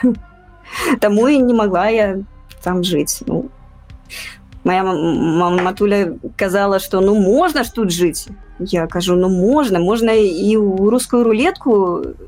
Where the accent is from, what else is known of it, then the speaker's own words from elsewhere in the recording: Minsk, Belarus; moved away as an adult; now in Poland; мы не россия мы не русские мы беларусы